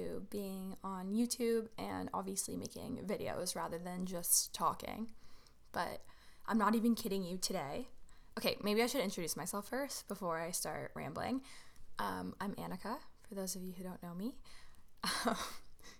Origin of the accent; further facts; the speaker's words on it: Toronto, Ontario, Canada; I am from Toronto, Ontario, Canada